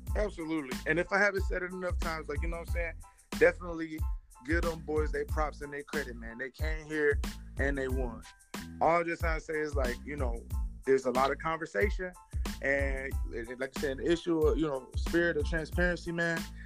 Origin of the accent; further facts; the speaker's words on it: Detroit, Michigan, United States; I'm from Detroit